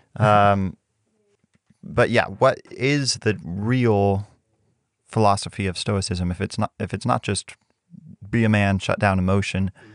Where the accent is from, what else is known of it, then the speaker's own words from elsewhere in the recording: Mexico; moved away; growing up in Mexico